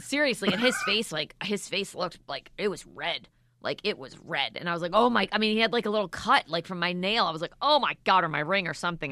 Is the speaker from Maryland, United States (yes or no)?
yes; Maryland, United States; moved away; I'm from Maryland